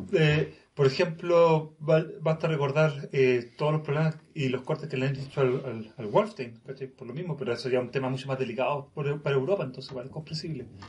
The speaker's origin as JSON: {"language": "Spanish", "country": "Chile"}